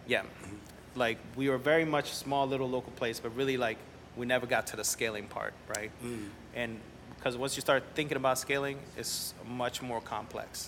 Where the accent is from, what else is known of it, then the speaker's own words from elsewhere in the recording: New Orleans, Louisiana, United States; also born or lived in Nicaragua / Mexico City / Montreal / El Salvador; I grew up in New Orleans